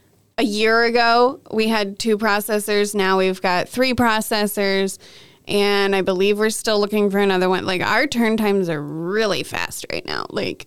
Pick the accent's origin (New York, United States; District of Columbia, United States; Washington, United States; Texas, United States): Washington, United States; Anywhere else in the country, you have to say I'm from Washington State.